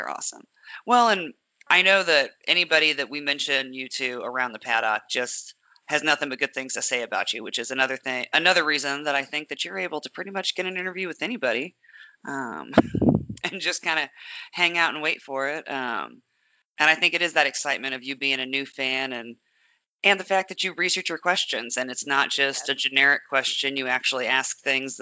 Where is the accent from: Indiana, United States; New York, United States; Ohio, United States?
Indiana, United States; Indianapolis; I am from Indianapolis